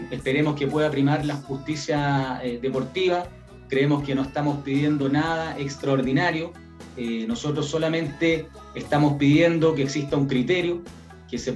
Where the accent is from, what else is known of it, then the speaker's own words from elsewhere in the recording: Italy; Como italiano, lamentamos mucho la situación que está viviendo Colo Colo